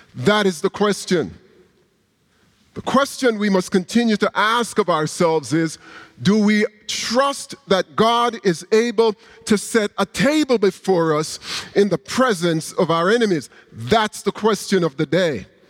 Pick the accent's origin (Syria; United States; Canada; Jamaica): Jamaica; moved away; a young Christian growing up in Jamaica